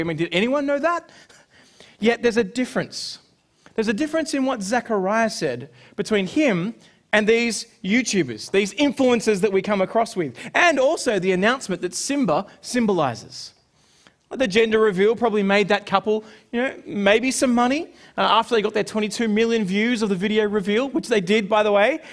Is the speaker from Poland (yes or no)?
no; Sydney, New South Wales, Australia; growing up in Sydney